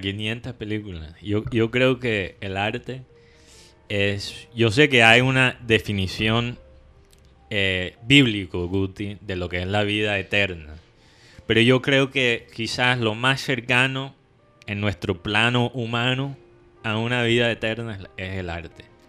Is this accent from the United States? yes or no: yes; United States; now in Barranquilla, Colombia; yo soy gringo